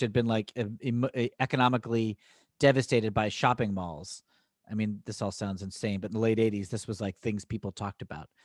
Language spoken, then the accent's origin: English; Danbury, Connecticut, United States; we grew up in Danbury, Connecticut